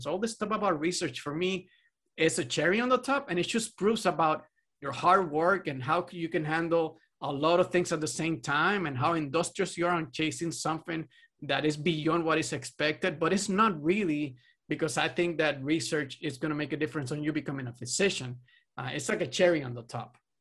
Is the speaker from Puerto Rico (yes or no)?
yes; Puerto Rico; I'm from Puerto Rico